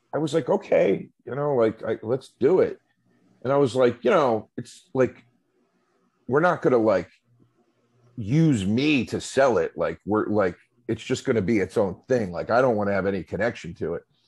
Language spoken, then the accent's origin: English; Philadelphia, Pennsylvania, United States; moved away; growing up on the East Coast in the Philadelphia area